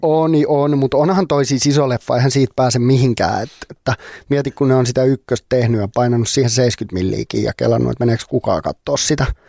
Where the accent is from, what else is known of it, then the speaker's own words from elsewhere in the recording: Finland; ei pääse siitä tälleen suomenruotsalaisena